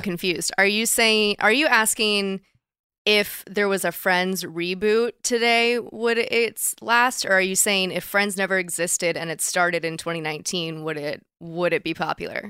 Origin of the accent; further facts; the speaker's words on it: Dallas, Texas, United States; moved away; I grew up in Dallas